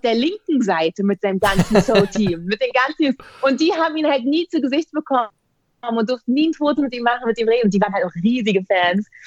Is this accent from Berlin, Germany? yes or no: yes; Berlin, Germany; wie ich groß geworden bin, es war eigentlich also ein sozial schwache, schwaches Pflaster